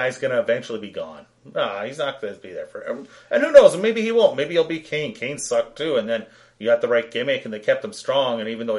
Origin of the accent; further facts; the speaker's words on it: Canada; we're Canadian